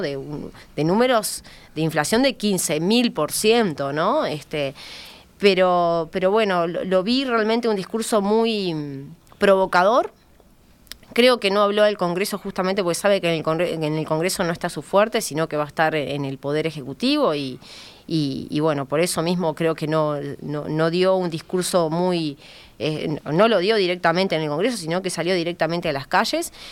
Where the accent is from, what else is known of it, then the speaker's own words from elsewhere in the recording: Uruguay; a mí como uruguaya